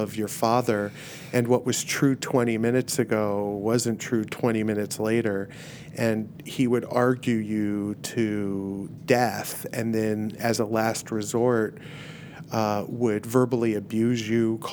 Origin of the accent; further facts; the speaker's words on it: Miami, Florida, United States; moved away; left a party scene in Miami